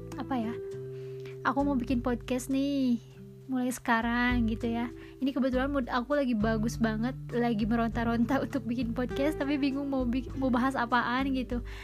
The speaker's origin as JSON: {"language": "Indonesian", "region": "West Java", "country": "Indonesia", "accent": "Sundanese", "said": "logat-, logat-logat Sundanya masih kebawa karena aku orang Sunda"}